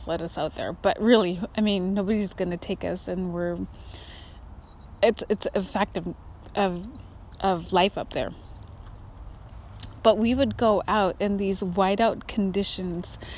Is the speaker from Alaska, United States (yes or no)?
yes; Kotzebue, Alaska, United States; now in Pacific Northwest, United States; As an Alaska native growing up in Kotzebue